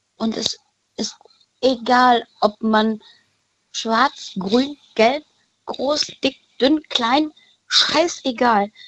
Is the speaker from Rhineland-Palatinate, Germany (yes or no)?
no; Cologne, North Rhine-Westphalia, Germany; Ich bin aus Köln